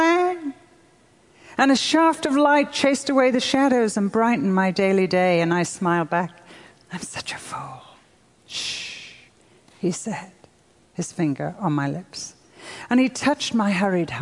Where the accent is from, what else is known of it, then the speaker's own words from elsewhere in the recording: United Kingdom; I'm European. I'm British.